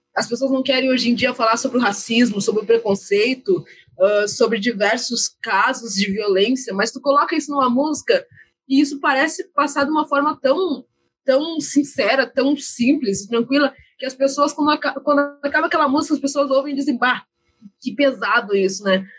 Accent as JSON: {"language": "Portuguese", "country": "Brazil", "said": "A gente vive no Brasil"}